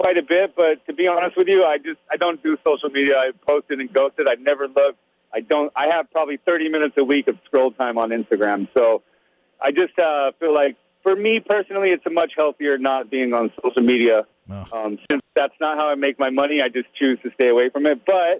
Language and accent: English; Las Vegas, Nevada, United States; growing up in Las Vegas, Nevada